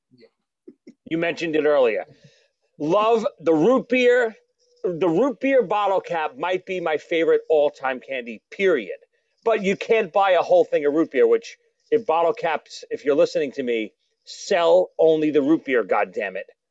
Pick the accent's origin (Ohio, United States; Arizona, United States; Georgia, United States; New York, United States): New York, United States; New York City; Growing up in Brooklyn